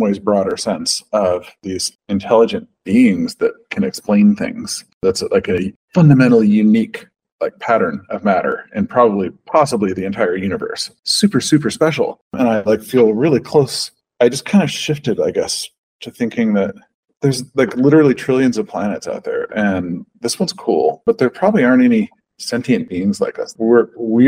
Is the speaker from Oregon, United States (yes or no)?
yes; Pacific Northwest, Oregon, United States; I grew up in the Pacific Northwest rainforest, like those trees, those forests, they're incredible. Like in Oregon